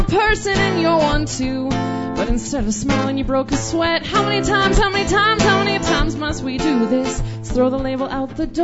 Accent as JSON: {"language": "English", "town": "Lethbridge", "region": "Alberta", "country": "Canada", "moved": "yes", "lives_now": "Edmonton, Canada"}